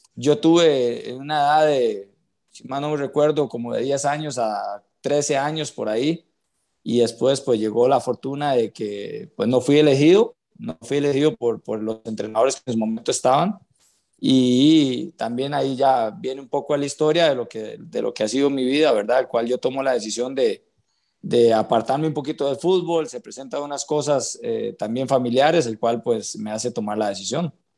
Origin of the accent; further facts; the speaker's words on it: San José, Costa Rica; yo soy de Cristo Rey, del puro centro de San José